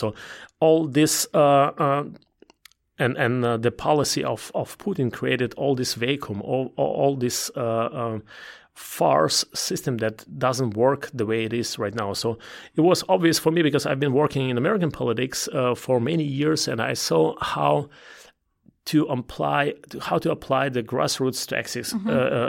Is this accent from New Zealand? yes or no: no; Belarus; English is a second language; also born or lived in Ukraine / Russia / Germany; now in United States; It's one is Eastern Europe, because I was born there. Mm-hmm. I was born in Belarus. I was growing up in Ukraine, in Belarus, in Russia at the same time. So I'm at home there.